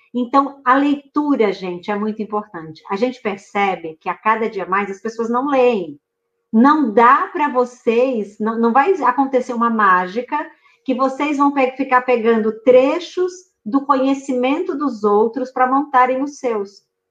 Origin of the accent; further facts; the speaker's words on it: Juazeiro, Bahia, Brazil; Juazeiro, Baianíssima de Juazeiro, do lado de sua cidade, Senhor do Bonfim